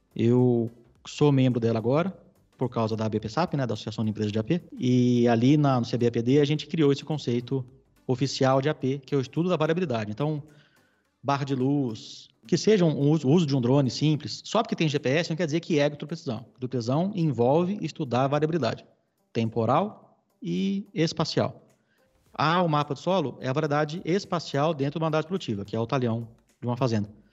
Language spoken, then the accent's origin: Portuguese; São Paulo, Brazil; Eu sou paulistano, nascido e criado na capital